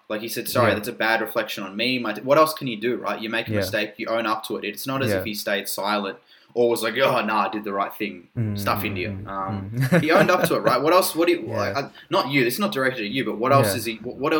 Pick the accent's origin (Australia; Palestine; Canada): Australia; as Australian